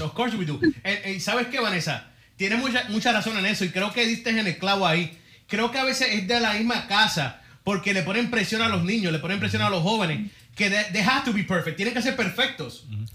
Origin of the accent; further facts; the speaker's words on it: Puerto Rico; soy puertorriqueño